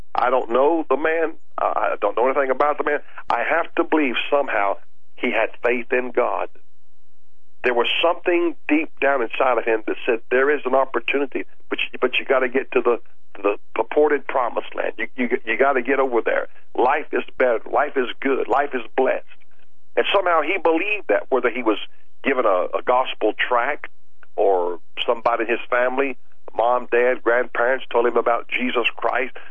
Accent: United States; I'm glad I was born in America

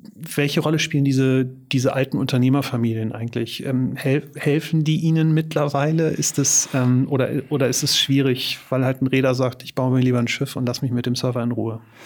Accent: Germany; wir vielleicht als Deutsche oder in Deutschland

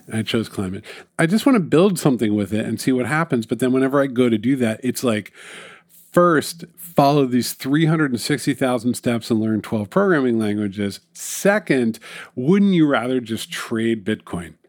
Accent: New York City, New York, United States; It's my hometown

